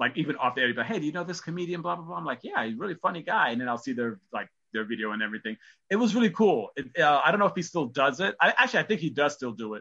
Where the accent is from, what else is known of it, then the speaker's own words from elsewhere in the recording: New York, United States; I'm a New Yorker.